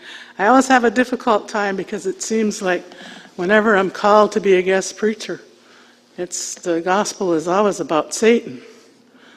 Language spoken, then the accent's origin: English; Onondaga Nation, south of Syracuse, New York, United States; I was raised at the Onondaga Nation, which is south of Syracuse, New York.